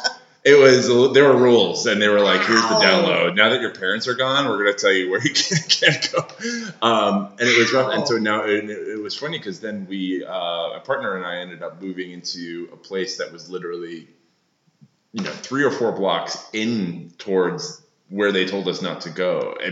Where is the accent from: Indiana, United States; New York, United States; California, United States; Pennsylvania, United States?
New York, United States; Long Island; moved away as an adult; also born or lived in Brooklyn, New York; now in Los Angeles, United States; I grew up in Long Island, but when I moved to Brooklyn in the sort of mid-90s, I went to art and design school there.